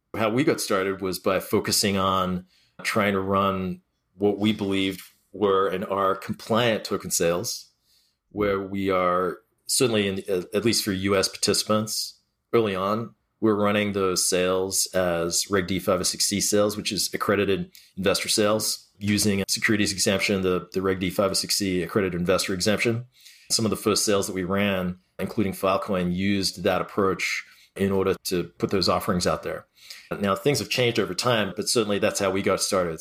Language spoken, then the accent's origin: English; Australia; moved away; I grew up in Australia